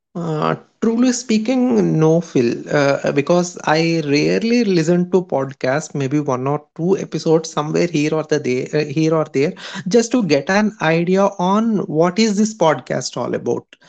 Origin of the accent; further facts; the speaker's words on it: Hyderabad, Telangana, India; I'm from Hyderabad, India.